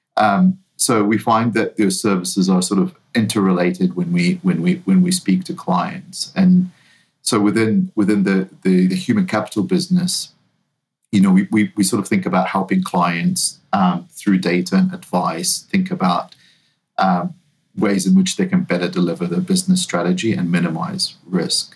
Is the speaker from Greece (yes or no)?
no; New Zealand; now in United States; I'm not originally from the US. I'm, uh, I grew up in New Zealand